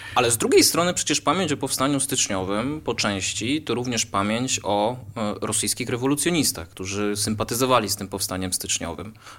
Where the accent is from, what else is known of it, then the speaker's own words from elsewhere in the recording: Wolbrom, Lesser Poland, Poland; jestem z Wolbromia